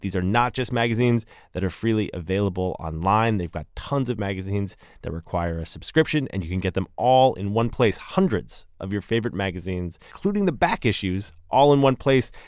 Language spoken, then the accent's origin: English; Berkeley, California, United States; moved away; I'm in my hometown, lovely Berkeley, California